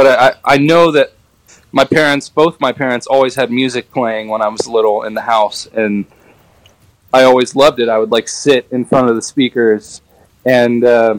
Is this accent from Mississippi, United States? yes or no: no; Cotati, California, United States; I grew up in Sonoma County in California. And I was like born and raised. My mom and my dad had a house. They bought a house in Cotati, California, which is pretty much in the heart of Sonoma, right on Highway 101.